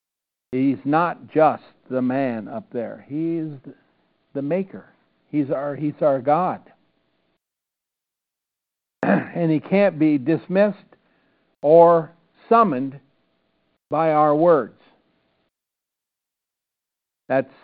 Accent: Iowa, United States; growing up in Iowa

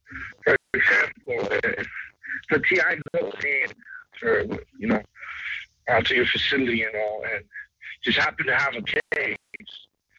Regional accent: Los Angeles, California, United States; I'm from California, Los Angeles, California.

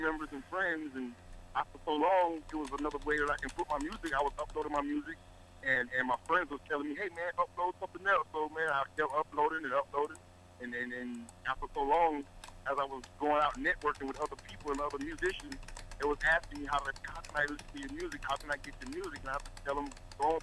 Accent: Georgia, United States; I'm originally from Georgia

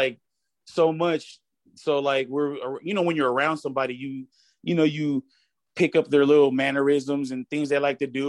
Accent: Union City, California, United States; also born or lived in San Francisco, California; I grew up in Union City, California. It's a small like town in the Bay Area, the East Bay

